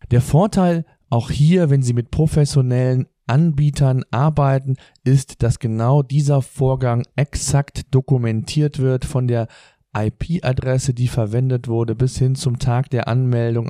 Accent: Germany; Bei uns in Deutschland

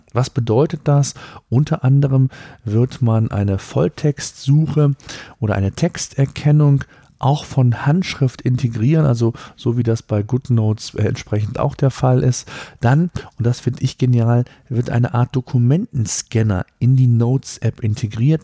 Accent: Germany; hier bei uns in Deutschland

